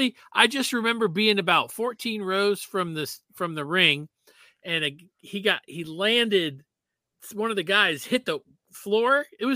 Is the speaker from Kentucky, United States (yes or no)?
no; Miami Beach, Florida, United States; now in Atlanta, United States; I grew up in Miami Beach, so Florida